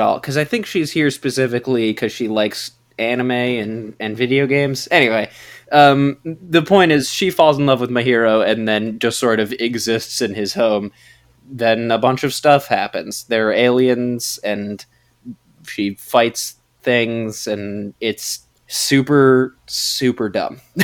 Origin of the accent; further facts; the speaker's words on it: United States; as an American